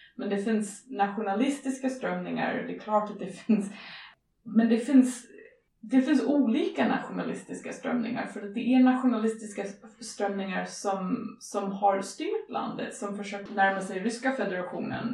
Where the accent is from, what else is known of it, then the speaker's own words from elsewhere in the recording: Edmonton, Alberta, Canada; Swedish is a second language; now in Sweden; jag kommer från Edmonton